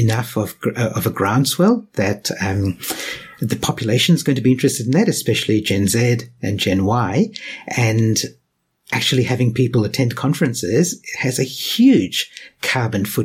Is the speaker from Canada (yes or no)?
no; Western Australia, Australia; also born or lived in Sri Lanka; I was born in Sri Lanka, I've grown up in Australia